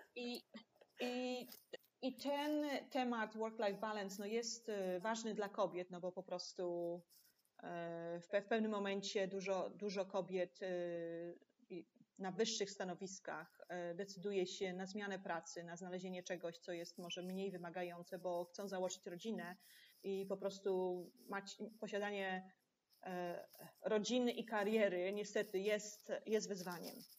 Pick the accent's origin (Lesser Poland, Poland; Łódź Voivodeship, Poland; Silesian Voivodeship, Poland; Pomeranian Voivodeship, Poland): Łódź Voivodeship, Poland; Łódź; moved away as an adult; now in Hong Kong; ja jestem z Łodzi